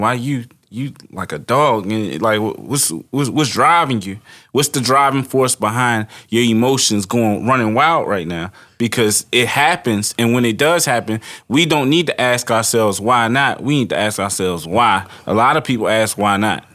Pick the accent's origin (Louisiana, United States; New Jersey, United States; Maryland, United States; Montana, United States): Maryland, United States; Baltimore; I grew up in Baltimore City